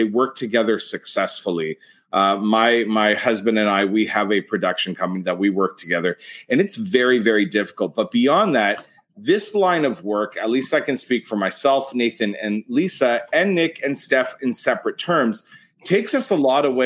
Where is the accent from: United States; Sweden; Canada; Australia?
Canada; being Canadian